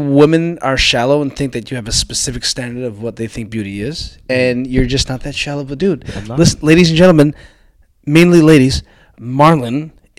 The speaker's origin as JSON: {"language": "English", "town": "Toronto", "region": "Ontario", "country": "Canada", "said": "I'm from Scarborough."}